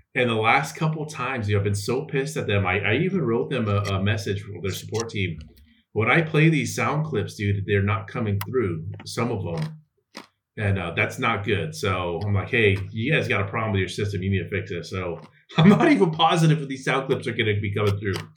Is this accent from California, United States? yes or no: yes; California, United States; I'm from California